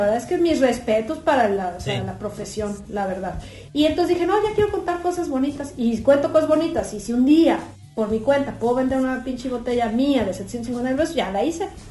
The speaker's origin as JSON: {"language": "Spanish", "region": "Puebla", "country": "Mexico", "moved": "yes", "lives_now": "Guadalajara, Mexico", "said": "somos poblanos todos"}